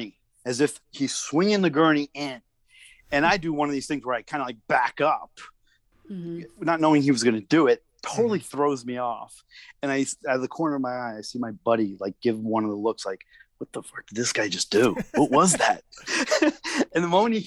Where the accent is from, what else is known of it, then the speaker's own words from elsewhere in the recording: New York City, New York, United States; moved away as an adult; now in Los Angeles, United States; I grew up in Queens, New York, which was not part of the fabric.